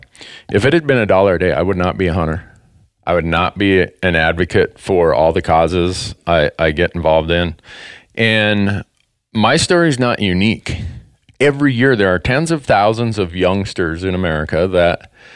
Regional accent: Big Falls, Minnesota, United States; accent: Minnesota; now in Montana, United States; Growing up in northern Minnesota, where I did, in a little town called Big Falls

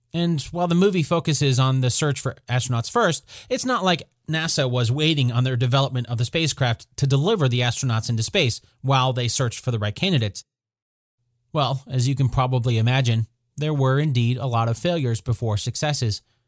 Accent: Oklahoma City, Oklahoma, United States; my hometown of Oklahoma City

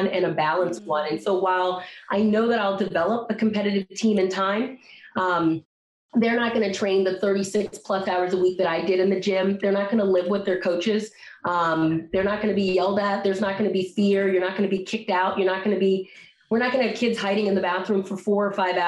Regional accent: Silver Spring, Maryland, United States; my hometown, Silver Spring, Maryland

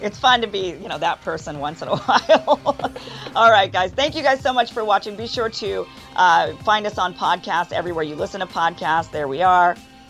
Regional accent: Idaho, United States; also born or lived in Texas; now in Los Angeles, United States; I grew up in Idaho, a red state where people are carrying weapons everywhere. Before I moved here to Los Angeles, I was living in Texas.

